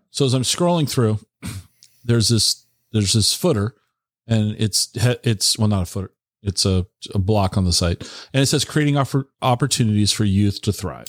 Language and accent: English; Tacoma, Washington, United States; also born or lived in Seattle; now in Central Washington, United States; I grew up in the Tacoma area. I lived in the Seattle Tacoma area for many many years. Moved over here to Central Washington in 2017.